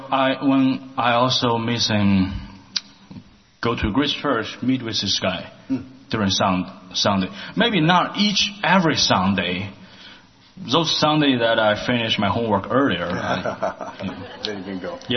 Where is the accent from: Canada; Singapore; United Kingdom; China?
China; Shandong; English is a second language; moved away as an adult; now in Portland, United States; I'm from China. The province I came from is called Shandong Province. It's something, the culture is somewhere between Alabama or Texas. Hmm. It's a really conservative province.